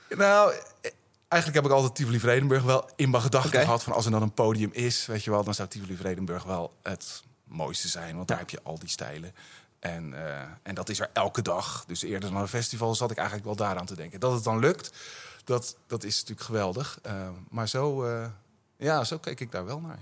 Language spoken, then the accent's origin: Dutch; Utrecht, Netherlands; ik ben een Utrechter, ja. En ik woon in, in Buitenwitte Vrouwen